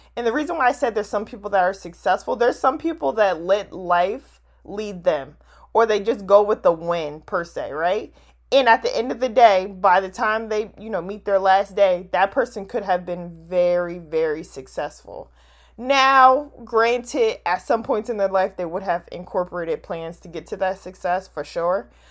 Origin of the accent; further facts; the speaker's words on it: New Jersey, United States; now in DMV area, United States; I'm, I'm from Jersey